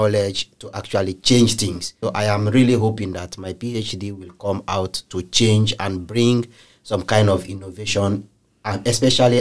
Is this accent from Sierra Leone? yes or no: yes; Sierra Leone; I'm from Sierra Leone.